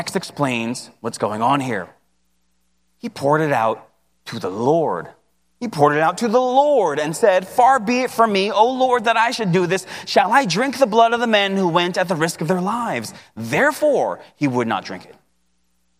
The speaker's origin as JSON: {"language": "English", "town": "New York City", "region": "New York", "country": "United States", "tie": "born or raised there", "said": "I grew up in Queens, and the only pizza that we ever ate was AJ's Pizza"}